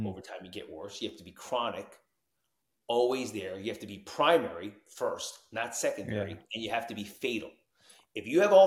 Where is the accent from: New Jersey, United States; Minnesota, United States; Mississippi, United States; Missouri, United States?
New Jersey, United States; Tenafly; moved away; also born or lived in Arizona; I grew up in Tenafly, New Jersey